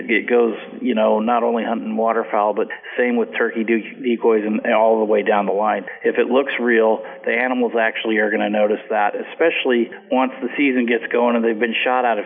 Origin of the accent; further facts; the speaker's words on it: Willamette Valley, Oregon, United States; I grew up in the Willamette Valley here, where we had filbert orchards on the edges of our sloughs on the farm